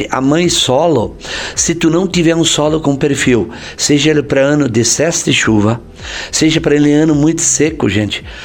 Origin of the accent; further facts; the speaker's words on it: Não-Me-Toque, Rio Grande do Sul, Brazil; sou natural de Nomitoque, no Rio Grande do Sul.